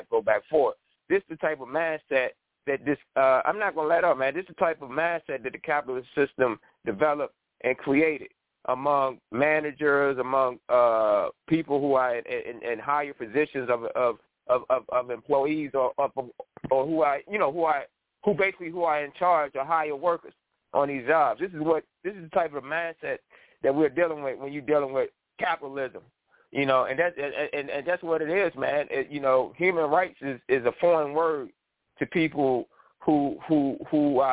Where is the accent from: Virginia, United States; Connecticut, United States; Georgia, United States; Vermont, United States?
Virginia, United States; Richmond; my hometown, Richmond, Virginia